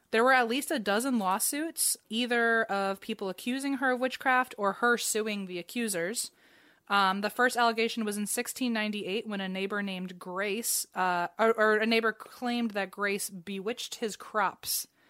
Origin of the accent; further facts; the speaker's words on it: Fredericksburg, Virginia, United States; so I grew up in Fredericksburg, which was the town I grew up in, but I grew up in Spotsylvania County